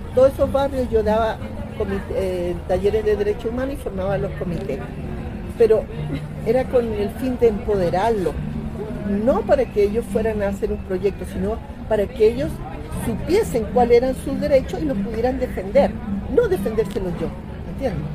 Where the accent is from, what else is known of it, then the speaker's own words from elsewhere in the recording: Cunco, Araucanía, Chile; moved away as an adult; now in Caracas, Venezuela; Cunco, que es el territorio donde yo vivía en una comunidad indígena